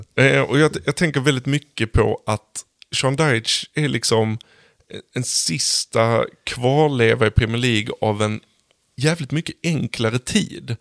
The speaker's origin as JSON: {"language": "Swedish", "country": "Sweden", "said": "som svensk"}